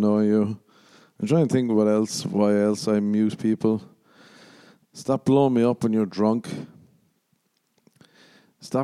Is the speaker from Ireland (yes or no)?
yes; Ireland; moved away; growing up in Ireland